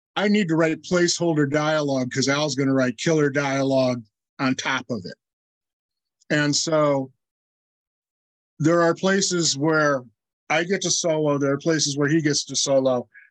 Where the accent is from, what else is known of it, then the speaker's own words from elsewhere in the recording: Iowa, United States; my hometown in Iowa